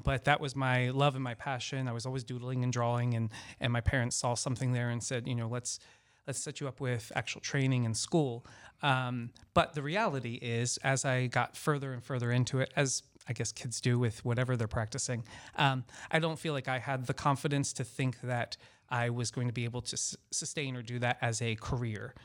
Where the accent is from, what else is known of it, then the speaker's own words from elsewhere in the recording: Baltimore, Maryland, United States; also born or lived in Orlando, Florida / Los Angeles, California / Washington, D.C.; now in Florida, United States; I'm originally from Baltimore, Maryland. Um, so I'm, I'm a northerner